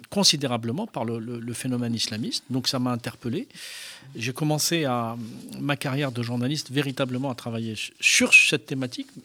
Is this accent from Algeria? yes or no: yes; Algeria; moved away; je suis né en Algérie. Euh, euh, j'ai grandi dans ce pays.